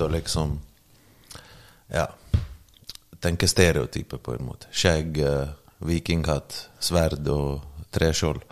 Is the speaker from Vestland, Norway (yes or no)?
yes; Bergen, Vestland, Norway; also born or lived in Bosnia and Herzegovina; now in Oslo, Norway; jeg har vokst opp i Bergen